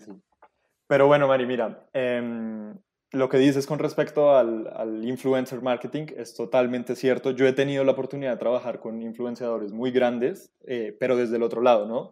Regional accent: Colombia; como cualquier colombiano

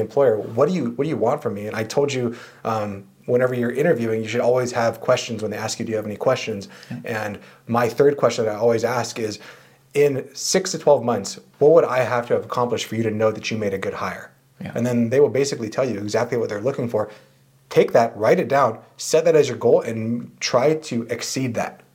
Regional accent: San Diego, California, United States; I grew up in San Diego

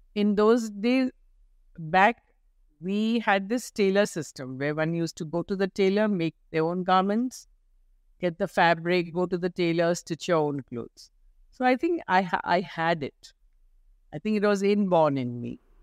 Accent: Mumbai, Maharashtra, India; moved away as an adult; now in Kolkata, India; I'm a girl from Bombay.

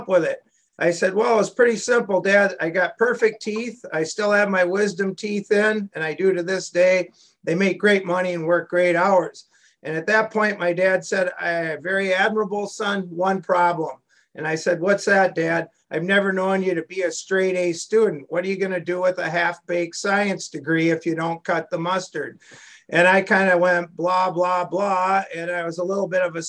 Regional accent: Minneapolis–Saint Paul, Minnesota, United States; I'm originally from the Twin Cities. I went to St. Thomas Academy and then the College of St. Thomas.

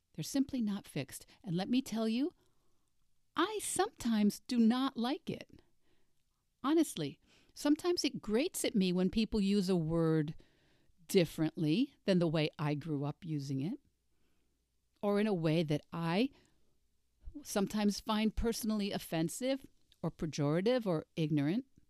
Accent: United States; As a Russian major and as an American, I grew up using the now obsolete Russian pronunciation

